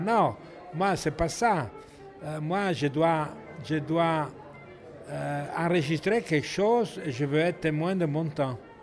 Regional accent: Italy; French is a second language; also born or lived in Paris, France; now in France; j'ai pas choisi d'être italien. Euh, c'est le destin. Mais, euh, j'aime bien mon pays

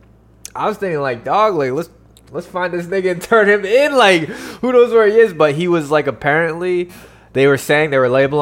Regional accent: Poconos, Pennsylvania, United States; local news from my hometown

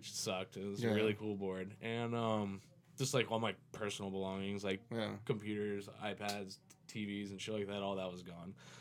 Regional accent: Jacksonville, Florida, United States; I was born in Jacksonville

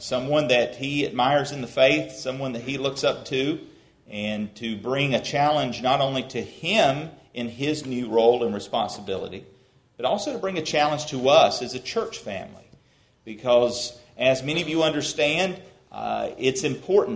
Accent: United States; now in LaGrange, United States; we also come from an L.A., Lower Ashburn

